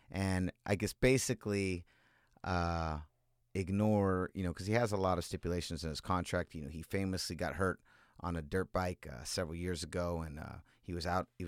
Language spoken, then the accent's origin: English; California, United States; We're from California.